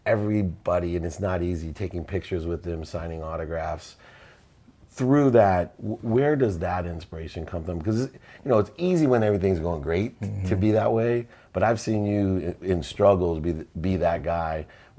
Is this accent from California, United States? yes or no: no; Akron, Ohio, United States; I watched an interview with Bernie Kosar, and I come from Akron, Ohio.